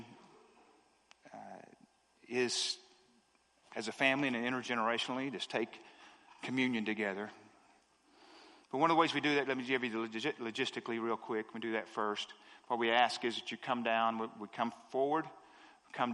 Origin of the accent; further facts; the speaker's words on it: the South, United States; I'm from the South